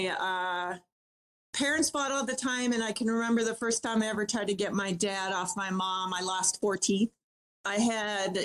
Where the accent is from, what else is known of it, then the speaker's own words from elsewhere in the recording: Minnesota, United States; Born and raised in Minnesota